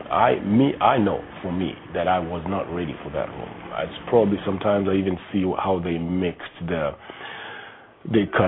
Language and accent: English; Kenya; being a Kenyan